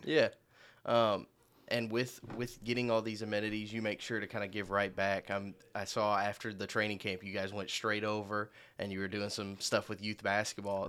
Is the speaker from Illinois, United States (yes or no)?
yes; Marion, Illinois, United States; I'm from Marion, Illinois